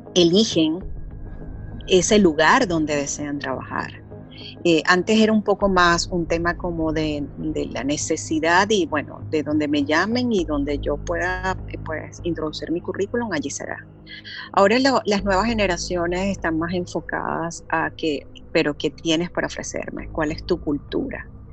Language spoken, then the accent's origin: Spanish; Venezuela; moved away as an adult; now in Panama; soy venezolana, eh, radicada hace cinco años en Panamá